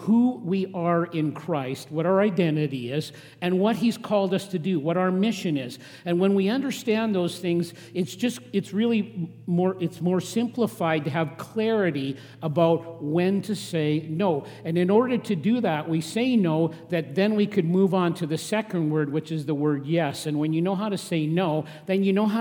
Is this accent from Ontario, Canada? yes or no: no; Regina, Saskatchewan, Canada; now in Lethbridge, Canada; I grew up in Regina